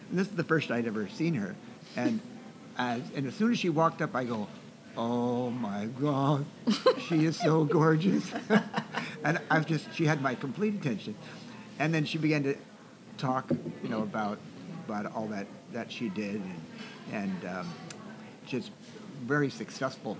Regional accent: Seattle, Washington, United States; also born or lived in Camano Island; I grew up in uh, the Seattle area

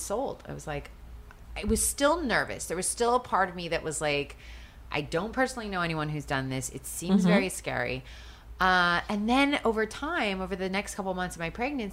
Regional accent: just outside of Seattle, Washington, United States; moved away; I grew up just outside of Seattle.

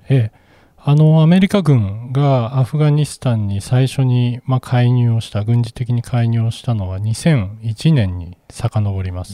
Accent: Japan; 私たち日本人

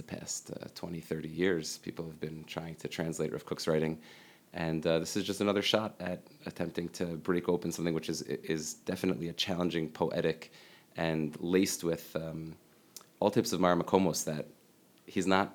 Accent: Lower Merion, Pennsylvania, United States; I grew up in Lower Merion, Pennsylvania, in Philadelphia.

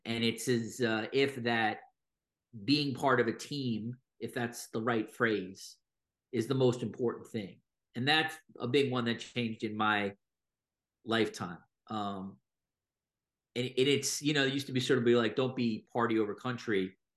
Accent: New York, United States; moved away as an adult; now in Toronto, Canada; I'm American, I grew up in New York, and then I moved to Toronto in twenty eighteen

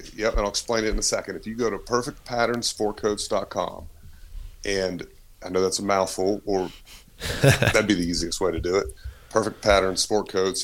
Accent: Martinsville, Virginia, United States; We're originally from Southwest Virginia, right outside Martinsville Speedway

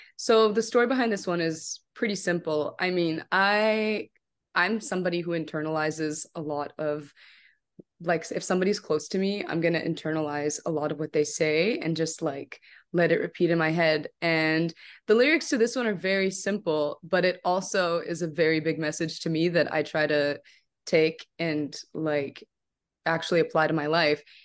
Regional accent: Canada; also born or lived in Morocco; I'm from Canada

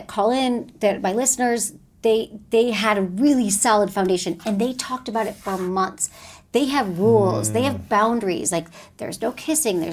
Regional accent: Michigan, United States; I'm from Michigan

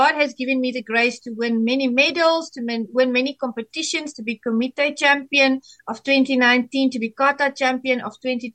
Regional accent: South Africa; I am from South Africa

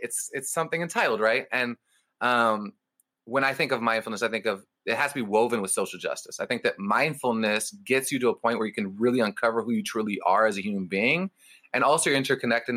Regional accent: Berkeley, California, United States; when I was a 7-year-old growing up in Berkeley, California

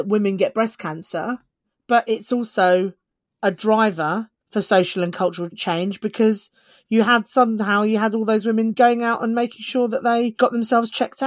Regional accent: United Kingdom; us as British people

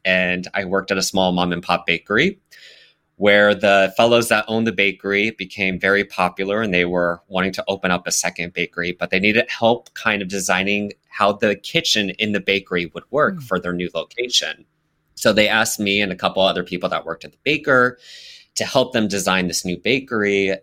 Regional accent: Las Vegas, Nevada, United States; now in New York, United States; I grew up in Las Vegas, where there were absolutely no brownstones.

